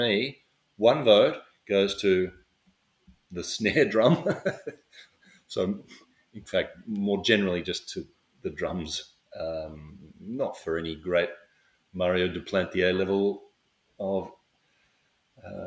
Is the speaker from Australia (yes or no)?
yes; Australia; I'm Australian